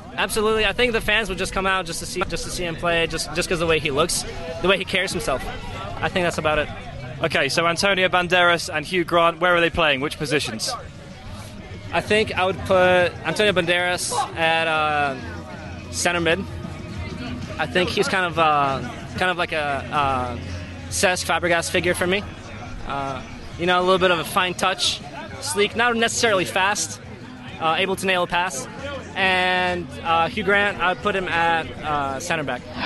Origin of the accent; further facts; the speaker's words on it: Poland; moved away; I was back in Poland and uh, I was born in Poland